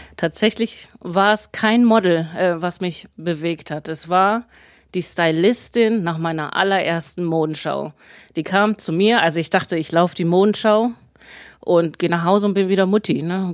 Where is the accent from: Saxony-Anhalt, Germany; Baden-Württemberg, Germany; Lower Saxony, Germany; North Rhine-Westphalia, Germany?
Lower Saxony, Germany; Braunschweig; Ich bin aus Braunschweig, 36 Jahre alt